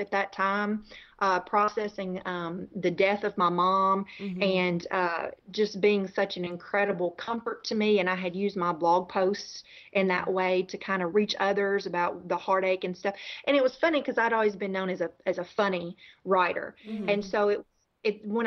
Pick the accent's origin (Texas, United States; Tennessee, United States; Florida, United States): Tennessee, United States; moved away; I am a Southerner, born and raised in Tennessee